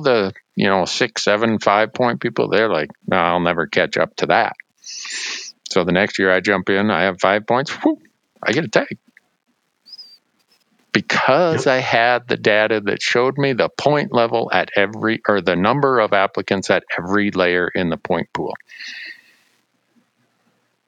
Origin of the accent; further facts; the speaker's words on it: Montana, United States; My home state of Montana